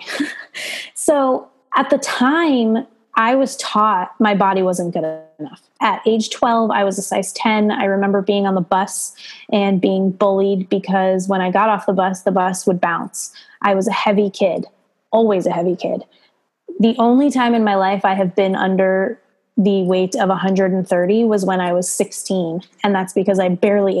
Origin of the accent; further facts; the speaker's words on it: East Coast, United States; moved away as an adult; now in Monterey Bay area, United States; I am originally from the East Coast and moved out here to California 6 years ago